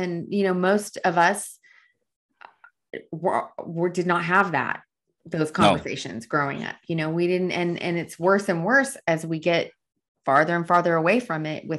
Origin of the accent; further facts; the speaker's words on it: El Paso, Texas, United States; My hometown.